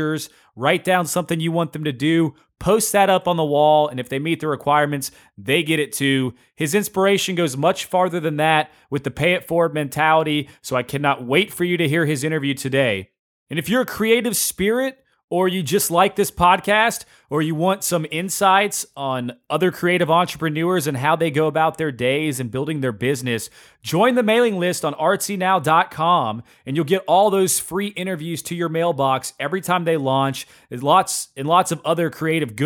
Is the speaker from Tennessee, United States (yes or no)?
yes; Knoxville, Tennessee, United States; now in Lexington, United States; I grew up in Knoxville, Tennessee